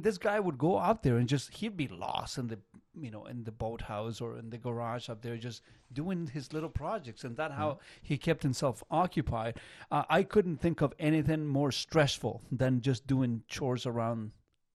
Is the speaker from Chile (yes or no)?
yes; Chile; English is a second language; now in Canada; I come from Chile. And Chile, if you are familiar with, you know, geography, is just one long beach